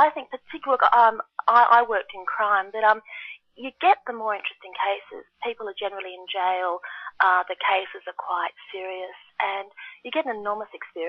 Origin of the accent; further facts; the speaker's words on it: Brisbane, Queensland, Australia; now in Sydney, Australia; I live in Sydney, which people will be familiar with, so it's on the east coast of Australia. I was born further north in Brisbane, which is much warmer.